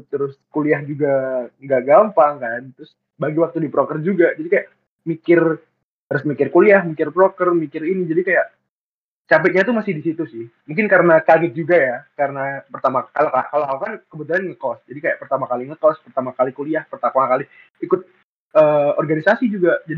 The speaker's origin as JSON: {"language": "Indonesian", "town": "Surabaya", "region": "East Java", "country": "Indonesia", "said": "padahal di sama-sama orang Jawa Timur"}